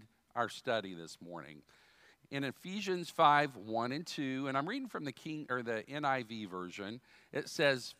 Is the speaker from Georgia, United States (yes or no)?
no; Dayton, Ohio, United States; I was born in Dayton, Ohio.